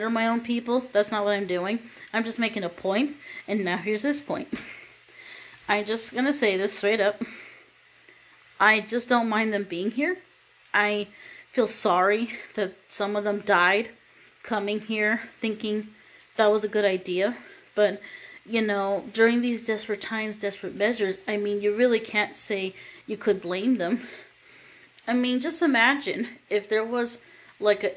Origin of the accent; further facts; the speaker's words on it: United States; someone like me being born and raised in America